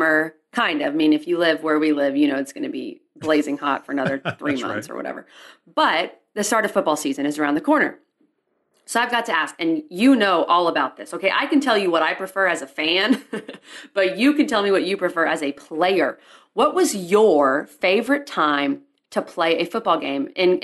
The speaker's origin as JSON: {"language": "English", "town": "Austin", "region": "Texas", "country": "United States", "said": "I'm from Austin, played hoops"}